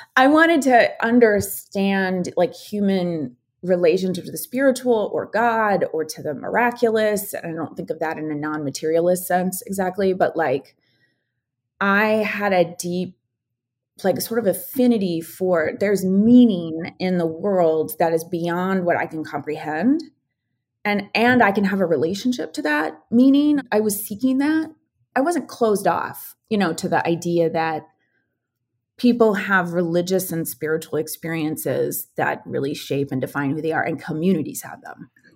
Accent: Ottumwa, Iowa, United States; now in Minnesota, United States; growing up in a town called Tomah, Iowa, which is now recently in the news again. because there is a giant John Deere strike happening in my hometown

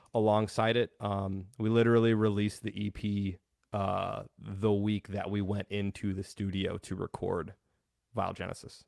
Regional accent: Denver, Colorado, United States; I grew up in the Denver metal scene

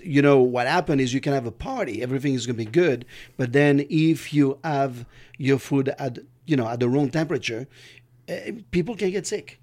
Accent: California, United States; I'm from California

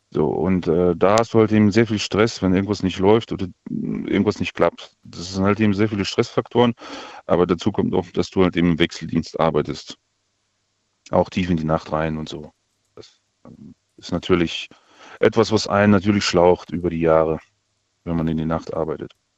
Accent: Kazakhstan; now in Germany; ich bin in Kasachstan geboren, seit 92 hier

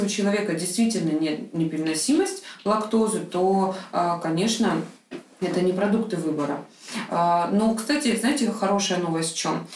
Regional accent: Krasnodar, Krasnodar Krai, Russia; в тот же Краснодар, там маленький город, мой родной город

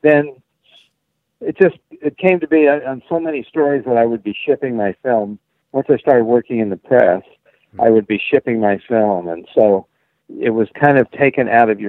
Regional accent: Salt Lake City, Utah, United States; moved away; I grew up in Salt Lake City and still consider it home.

